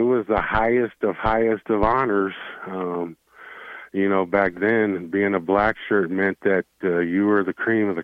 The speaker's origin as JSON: {"language": "English", "region": "Wyoming", "country": "United States", "tie": "born or raised there", "moved": "yes", "said": "that was my home state"}